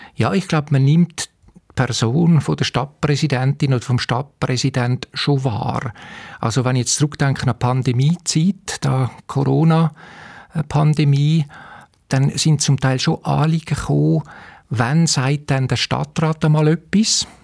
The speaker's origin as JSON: {"language": "German", "town": "Winterthur", "region": "Zurich", "country": "Switzerland", "tie": "born or raised there", "moved": "as an adult", "lives_now": "St. Gallen, Switzerland", "said": "ich bin halt in Winterthur aufgewachsen"}